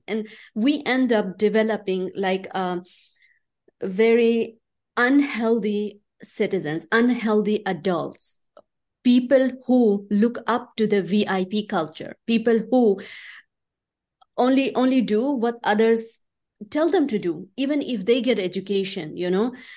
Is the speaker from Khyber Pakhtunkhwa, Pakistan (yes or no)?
yes; Chitral, Khyber Pakhtunkhwa, Pakistan; moved away; also born or lived in Islamabad, Pakistan; I grew up in Pakistan